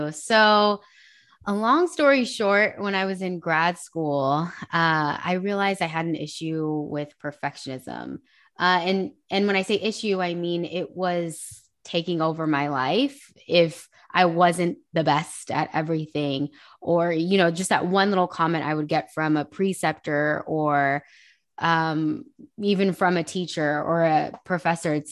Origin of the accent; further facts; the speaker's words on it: Hayward, California, United States; also born or lived in Union City; So I originally I kind of hopped around a lot as a kid. Um, I spent some time in Hayward, Union City. It, it's literally like a slew of cities, but um, the Bay Area.